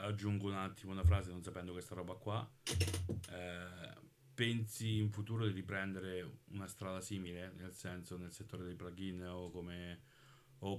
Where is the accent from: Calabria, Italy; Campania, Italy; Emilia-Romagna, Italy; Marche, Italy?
Marche, Italy; Monte San Giusto; io sono di Monte San Giusto